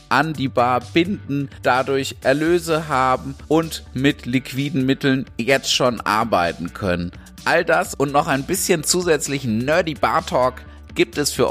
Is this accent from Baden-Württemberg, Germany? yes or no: yes; Karlsruhe, Baden-Württemberg, Germany; Dafür bin ich als, als ja, Karlsruher auch wirklich dankbar.